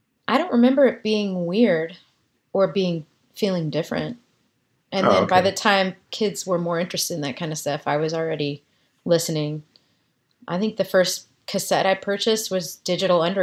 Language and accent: English; Texas, United States; also born or lived in New York City, New York; I grew up in Texas. We moved to Texas when I was about 3.